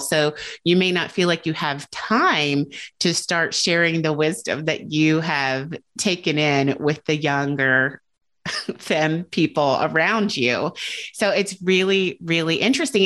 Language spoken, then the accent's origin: English; United States